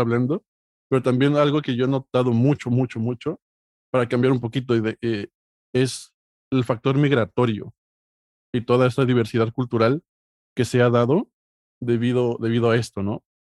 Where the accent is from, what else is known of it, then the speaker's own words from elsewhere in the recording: Mexico; now in Spain; como mexicano